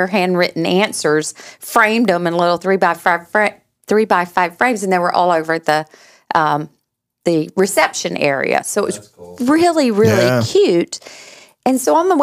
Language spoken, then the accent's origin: English; Macon, Georgia, United States; moved away; my hometown of Macon, Georgia.